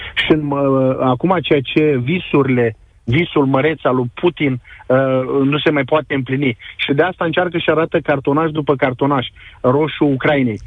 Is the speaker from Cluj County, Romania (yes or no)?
no; Constanța, Constanța County, Romania; moved away as an adult; also born or lived in Chernivtsi Oblast, Ukraine; now in Ukraine; Eu sunt dobrogean de loc, constanțean